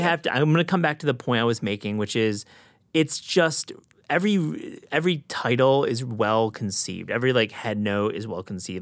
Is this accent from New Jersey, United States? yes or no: no; West Michigan, United States; now in New York, United States; I grew up in West Michigan or the Midwest